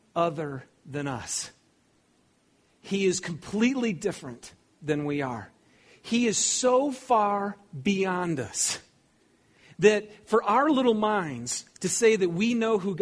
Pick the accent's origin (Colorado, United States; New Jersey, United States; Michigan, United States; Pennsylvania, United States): Michigan, United States; Lapeer; I grew up in Lapeer, Michigan. I didn't grow up in Southern California.